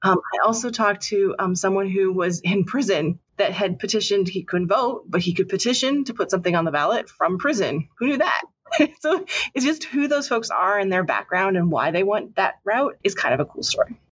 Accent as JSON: {"language": "English", "country": "Canada", "tie": "born or raised there", "moved": "yes", "said": "I grew up in Canada"}